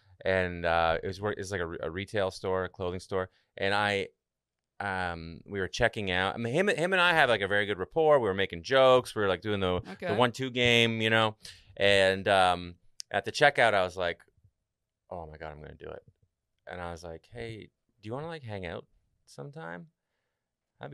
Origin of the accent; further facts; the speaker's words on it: Canada; I'm from Canada, and I had to go back home for a little while.